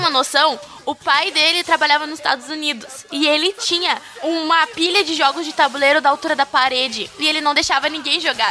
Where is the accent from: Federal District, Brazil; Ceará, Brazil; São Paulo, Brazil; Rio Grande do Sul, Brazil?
Rio Grande do Sul, Brazil; Dom Pedrito; eu nasci e me criei em Dom Pedrito, né? Que é uma cidadezinha que fica do lado de Bagé